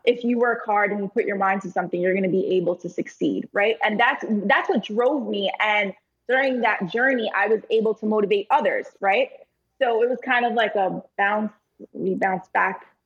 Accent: New York, United States; Being a New Yorker

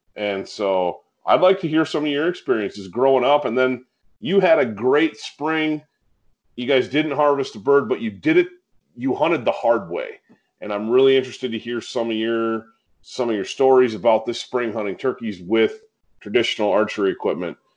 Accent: Michigan, United States; we grew up in the woods

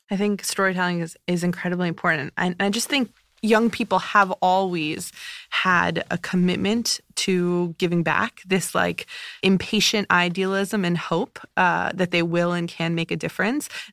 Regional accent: United States; also born or lived in New Jersey; growing up in New York and New Jersey, that's home to me

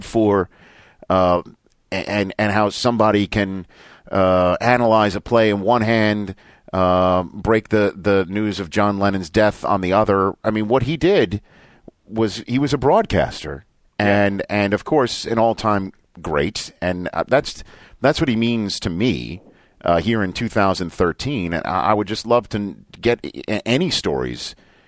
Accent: New York City, New York, United States; moved away; also born or lived in Redding, California; I'm from Staten Island

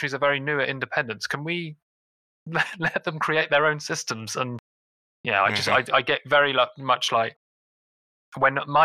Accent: England, United Kingdom; now in London, United Kingdom; as an English person

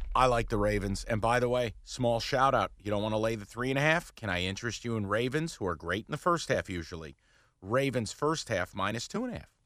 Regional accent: New York, United States; I'm a prick from New York

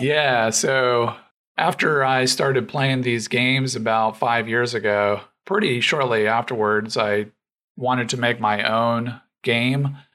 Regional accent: Arizona, United States; also born or lived in North Carolina; now in Atlanta, United States; I was born and raised in Arizona, and then I lived in North Carolina for a good while. But now I'm in Atlanta

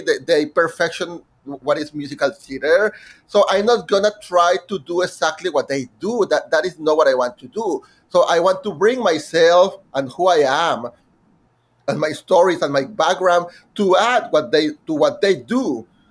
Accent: Monterrey, Nuevo León, Mexico; first language Spanish; English is a second language; moved away as an adult; now in New York, United States; my hometown in Monterrey, Mexico

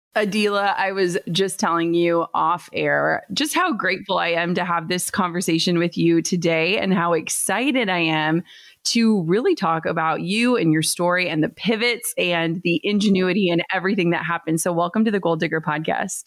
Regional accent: Minnesota, United States; I'm from Minnesota, live in Minnesota still

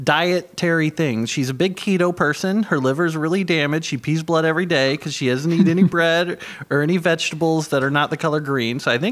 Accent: Terre Haute, Indiana, United States; I am a paralegal from Indiana, Terre Haute.

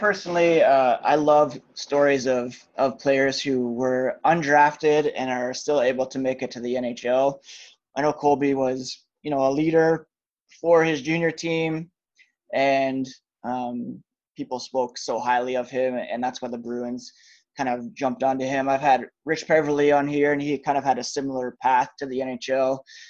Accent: Ontario, Canada; the town that I grew up in Ontario

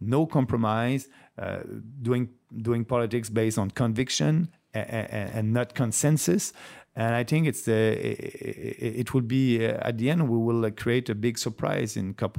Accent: Canada; I'm looking at them as a Canadian, and that's great.

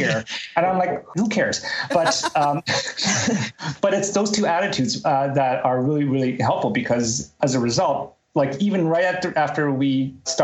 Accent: Canada; I grew up in Canada

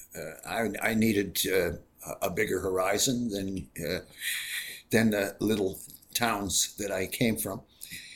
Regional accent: Jarvis, Ontario, Canada; moved away as an adult; also born or lived in Hamilton, Ontario / Port Dover, Ontario; now in Toronto, Canada; born in Hamilton, and I grew up in two little towns down around Lake Erie, one Jarvis, Ontario

